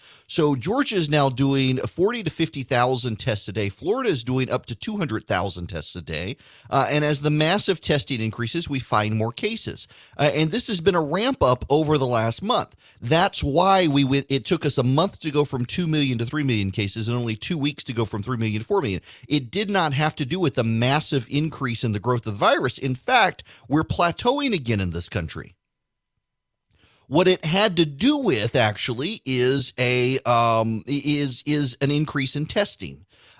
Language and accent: English; Dubai, United Arab Emirates; I grew up in Dubai. We didn't have many opportunities.